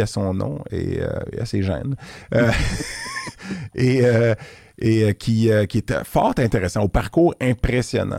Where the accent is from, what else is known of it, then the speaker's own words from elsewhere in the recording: Quebec, Canada; je suis un Québécois